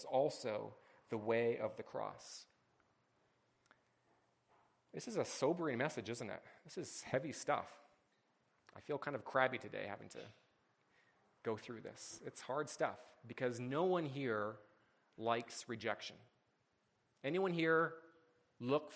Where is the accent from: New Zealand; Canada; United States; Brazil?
Canada; as a Canadian